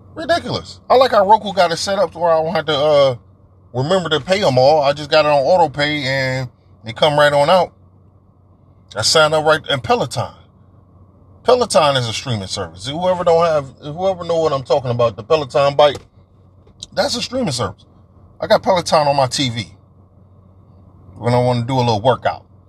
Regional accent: Detroit, Michigan, United States; I'm from Detroit

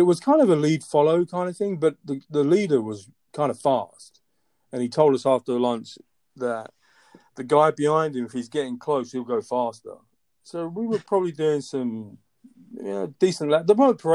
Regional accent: London, United Kingdom; moved away as an adult; also born or lived in Chicago / Washington, D.C. / Boston; now in Atlanta, United States; Born and raised in London, and I came to the U.S. in 2003

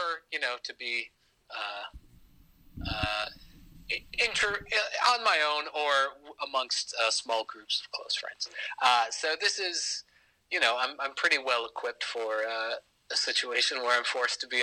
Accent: Scranton, Pennsylvania, United States; I am from Scranton, Pennsylvania

